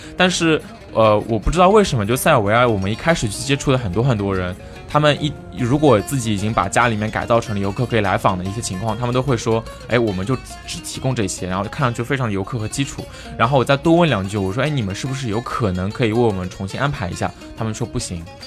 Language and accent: Chinese; China; 作为中国人